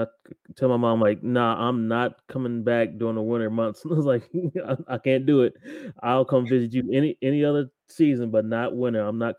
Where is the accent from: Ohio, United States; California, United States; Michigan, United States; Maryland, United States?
Ohio, United States; now in Texas, United States; I forgot that I'm from Ohio